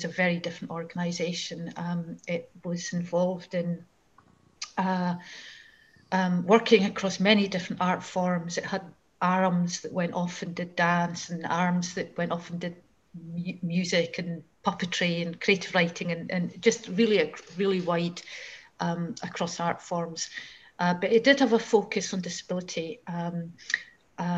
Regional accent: Fife, Scotland, United Kingdom; I grew up in Fife

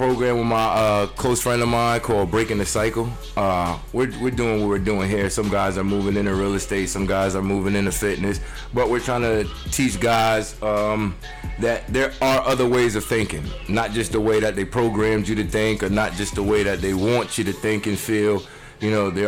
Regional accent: Poughkeepsie, New York, United States; accent: New York; I'm from New York

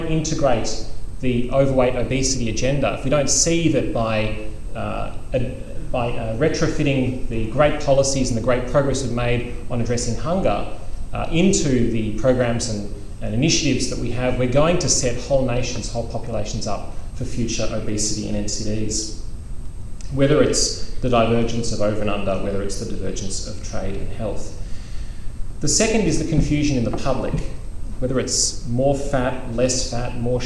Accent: Australia; as an Australian

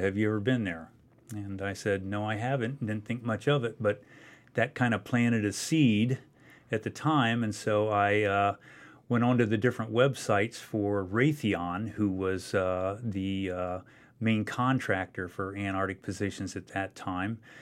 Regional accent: Loudonville, Ohio, United States; my hometown where I grew up, uh, Loudonville, Ohio

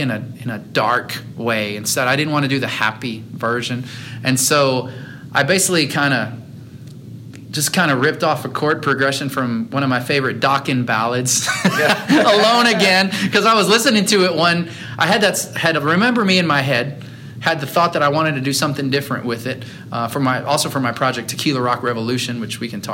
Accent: El Campo, Texas, United States; growing up in El Campo, Texas

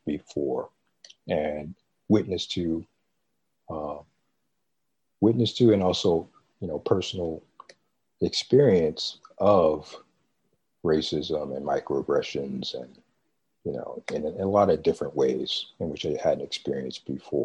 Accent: Baltimore and New York City, East Coast, United States; moved away as an adult; also born or lived in Midwest; I grew up in Baltimore and in New York City

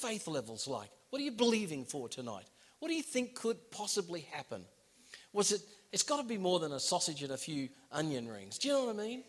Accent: Gold Coast, Queensland, Australia; moved away as an adult; also born or lived in United States / Miami / Bangkok, Thailand; now in England; I was born in the United States. I was raised in Australia on the Gold Coast.

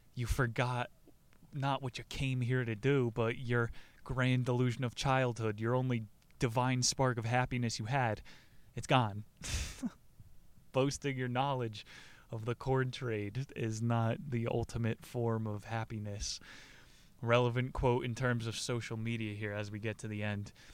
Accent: New Jersey, United States; New Jersey's emperor, my home state

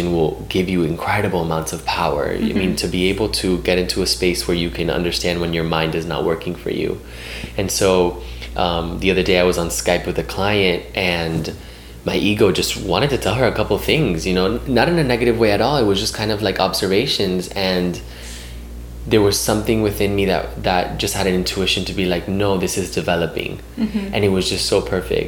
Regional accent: Miami, Florida, United States; moved away; I'm originally from Miami.

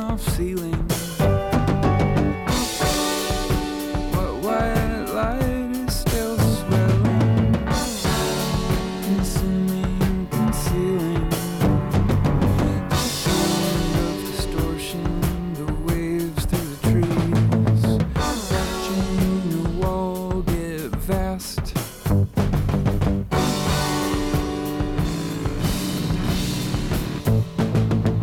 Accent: Washington, United States; Washington, my home state

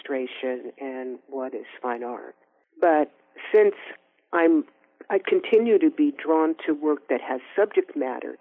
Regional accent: Oakland, California, United States; we're also both from Oakland

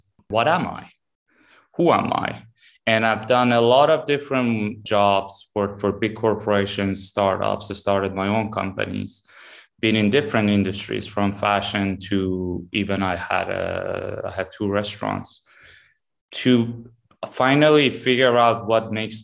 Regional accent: Tehran, Tehran Province, Iran; moved away; also born or lived in Dubai / New York / Miami / Los Angeles; born and raised in Tehran, Iran

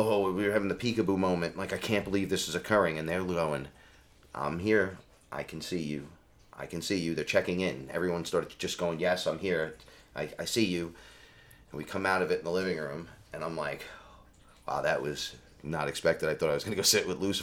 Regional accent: New York City, New York, United States; I'm from the Bronx

